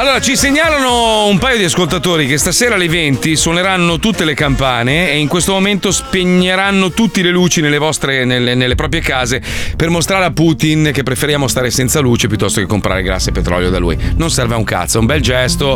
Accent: United States; now in Italy; Io che sono americano

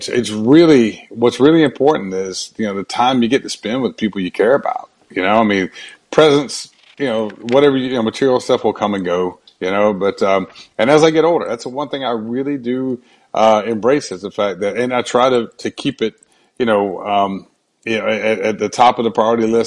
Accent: Brunswick, Georgia, United States; moved away as an adult; also born or lived in Atlanta, Georgia; now in Florida, United States; I grew up in Brunswick, Georgia, about an hour north of Jacksonville

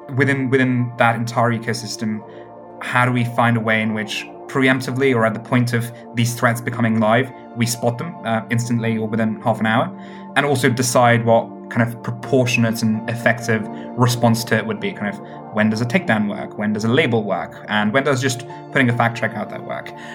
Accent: United Kingdom; also born or lived in Cambridge; my hometown in the UK happens to be a place called Stone, the highest Brexit voting place in all of the UK

